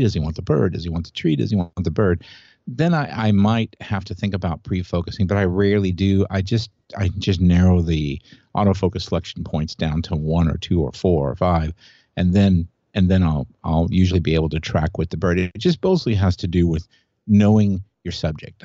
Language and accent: English; Indianapolis, Indiana, United States; I grew up in Indianapolis, where the Indianapolis five hundred was